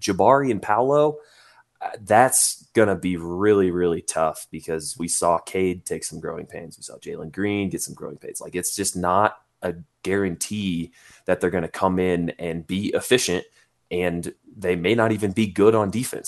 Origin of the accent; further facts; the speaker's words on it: Indiana, United States; from my home state of Indiana